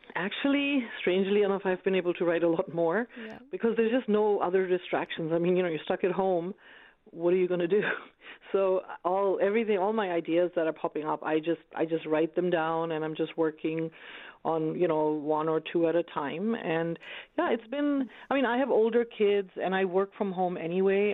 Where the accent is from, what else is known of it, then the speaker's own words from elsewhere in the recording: Bangladesh; also born or lived in United States; now in Canada; I'm from Bangladesh.